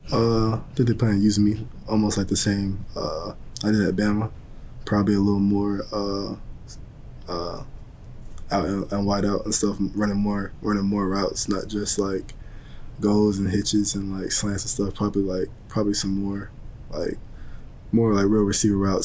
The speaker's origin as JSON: {"language": "English", "town": "Dalton", "region": "Georgia", "country": "United States", "tie": "born or raised there", "also_born_or_lived": "Atlanta / Tuscaloosa, Alabama", "moved": "as an adult", "lives_now": "Detroit, United States", "said": "my hometown at, uh, in Dalton"}